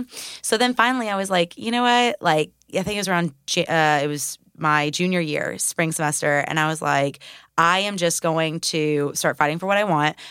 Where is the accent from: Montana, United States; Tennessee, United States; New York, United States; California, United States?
Tennessee, United States; Murfreesboro; I'm from Murfreesboro, so I've been here all my life